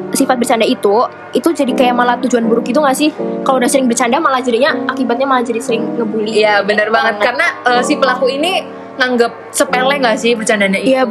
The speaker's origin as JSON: {"language": "Indonesian", "town": "Purwokerto", "region": "Central Java", "country": "Indonesia", "tie": "born or raised there", "said": "gue asli Purwokerto aja sih"}